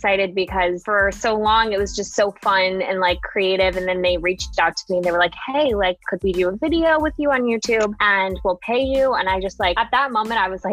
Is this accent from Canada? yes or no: no; Singapore; moved away as an adult; now in United States; I grew up in Singapore